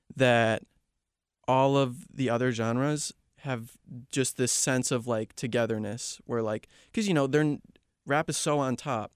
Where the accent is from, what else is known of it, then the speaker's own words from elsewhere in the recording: Chicago, Illinois, United States; moved away as an adult; also born or lived in Kansas; now in Georgia, United States; Born and raised in the Chicago area.